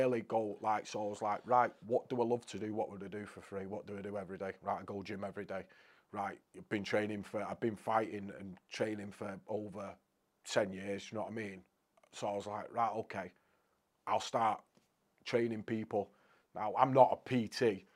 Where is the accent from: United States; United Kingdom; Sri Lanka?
United Kingdom; Crewe, North West England; I'm from Crewe originally